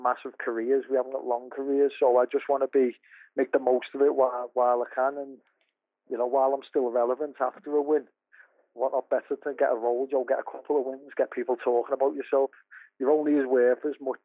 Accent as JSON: {"language": "English", "town": "Liverpool", "region": "North West England", "country": "United Kingdom", "said": "I'm from Liverpool"}